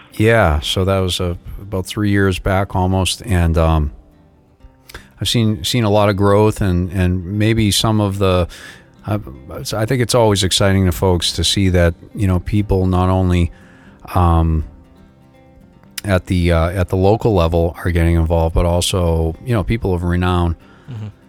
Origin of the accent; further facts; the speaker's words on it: Boston, Massachusetts, United States; now in South Florida, United States; I'm from South Florida, originally from Boston